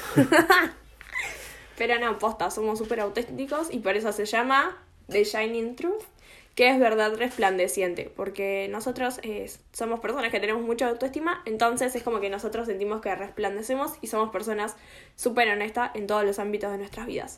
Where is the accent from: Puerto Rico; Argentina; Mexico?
Argentina; no me considero casi argentina en lo que son mis gustos personales